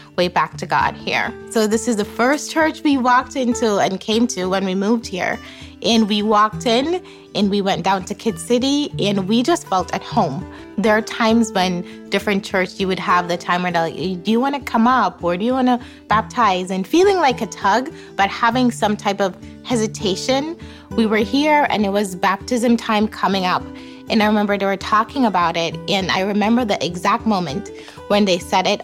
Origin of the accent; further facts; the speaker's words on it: Jamaica; now in Chicago area, United States; I grew up in Jamaica